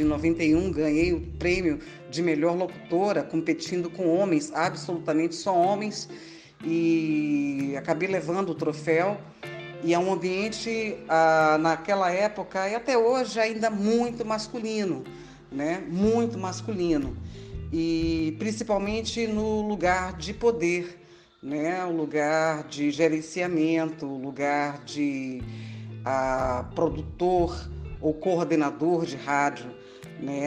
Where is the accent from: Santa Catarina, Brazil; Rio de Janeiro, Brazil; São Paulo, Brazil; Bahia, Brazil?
Bahia, Brazil; Salvador; sou de Salvador, Bahia